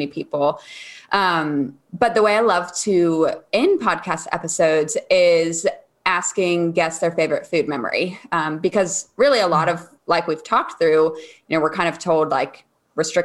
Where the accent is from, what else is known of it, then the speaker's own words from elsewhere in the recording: East Coast, United States; I grew up on the East Coast as well.